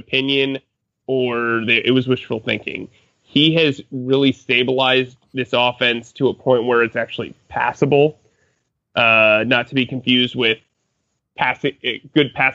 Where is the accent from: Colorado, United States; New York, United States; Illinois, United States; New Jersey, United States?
New Jersey, United States; I'm from New Jersey